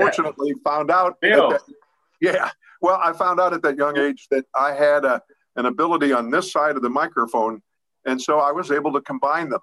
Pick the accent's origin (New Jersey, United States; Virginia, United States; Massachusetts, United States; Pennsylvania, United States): Pennsylvania, United States; Pittsburgh; I'm from the Garfield section of Pittsburgh, which geographically is between Lawrenceville and Sliberty.